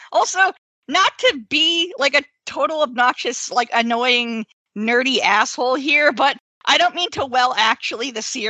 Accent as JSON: {"language": "English", "country": "Canada", "said": "I'm a Canadian"}